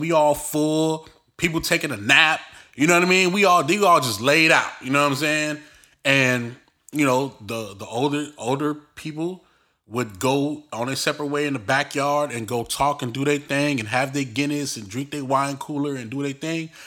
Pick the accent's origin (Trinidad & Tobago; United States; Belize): Belize; we're from Belize